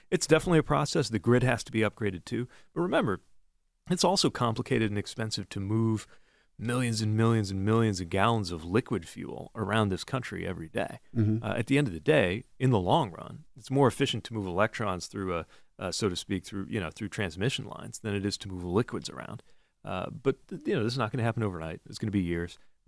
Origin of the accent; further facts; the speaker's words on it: Indiana, United States; I'm literally from Indiana, and I'm literally a dad. We're Midwestern dads.